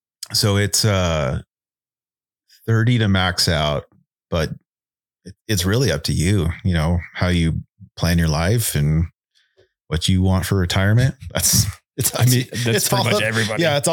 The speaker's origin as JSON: {"language": "English", "region": "California", "country": "United States", "tie": "born or raised there", "said": "Born and raised in Southern California. Worked down there. Worked for the city of Colton Fire Department."}